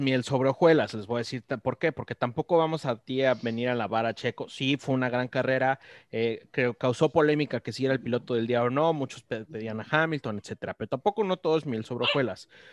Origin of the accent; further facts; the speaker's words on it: Mexico; como mexicanos